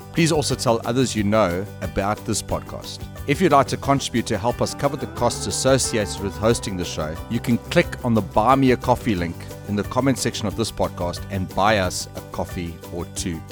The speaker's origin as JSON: {"language": "English", "country": "South Africa", "said": "we're all from South Africa"}